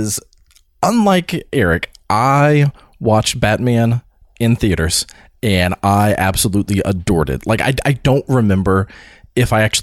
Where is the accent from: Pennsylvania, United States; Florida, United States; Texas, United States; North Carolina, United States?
Florida, United States; when I was growing up in Florida